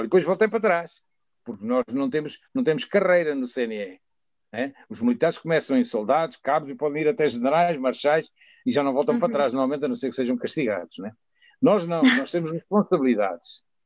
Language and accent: Portuguese; Mozambique; moved away as an adult; also born or lived in Coimbra, Portugal; now in Portimão, Portugal; o Algarve tem este clima parecido com o da minha terra, sabes? Que eu vivi em Moçambique claro. e, vivi em Moçambique até aos 30 anos